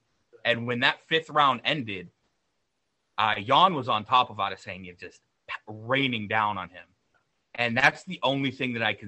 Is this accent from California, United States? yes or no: yes; San Diego, California, United States; He can find me in my hometown of San Diego.